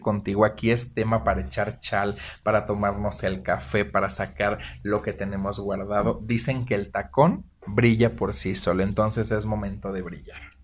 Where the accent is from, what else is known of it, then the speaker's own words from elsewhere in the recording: Zihuatanejo, Guerrero, Mexico; now in Aguascalientes, Mexico; Soy orgullosamente guerrerense. Soy de la costa.